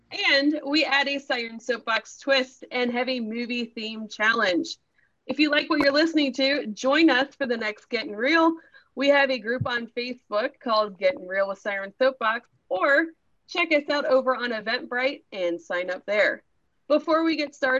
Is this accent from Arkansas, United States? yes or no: no; Cincinnati, Ohio, United States; I am from the Cincinnati, Ohio area